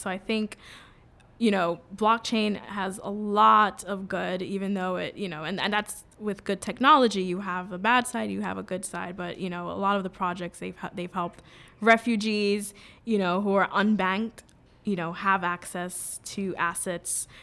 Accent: New York City, New York, United States; also born or lived in Jamaica; So I grew up in New York City. I grew up in the Bronx

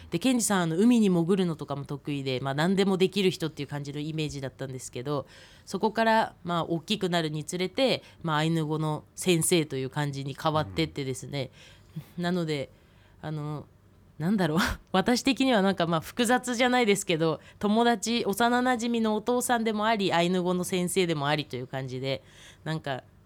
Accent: Biratori, Hokkaido, Japan; 子どもの頃はあの雪が降るとすごく嬉しくってたくさん遊んでてあの二部谷のあの私のあの実家の裏に裏山と呼ばれる山がある

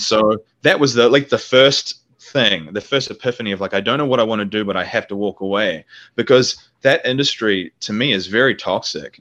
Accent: New Zealand; moved away; New Zealand, which is my home country

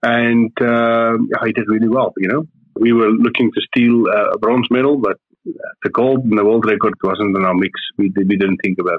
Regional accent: South Africa; And being a South African and seeing what the South African youngsters are doing

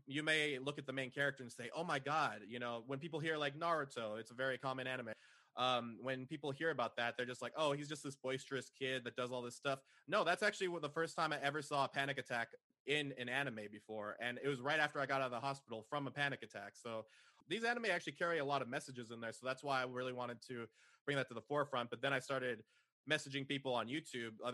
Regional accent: San Jose, California, United States; moved away as an adult; now in Austin, United States; I was originally from San Jose over in the Silicon Valley

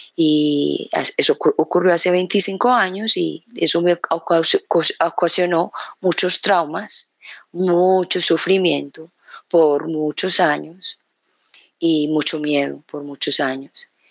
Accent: Colombia; moved away; llevo ya dos semanas acá en este país, en mi país, Colombia

